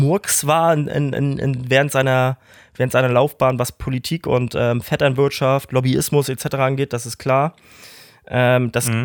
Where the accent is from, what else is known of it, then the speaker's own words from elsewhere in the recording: Kiel, Schleswig-Holstein, Germany; ich dann weggezogen bin aus Emschenhagen, wo wir zusammen groß geworden sind